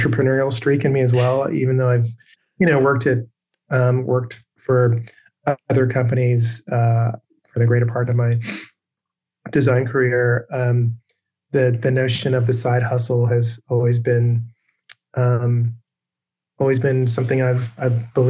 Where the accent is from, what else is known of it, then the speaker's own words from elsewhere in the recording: England, United Kingdom; moved away; also born or lived in Seattle; I grew up in England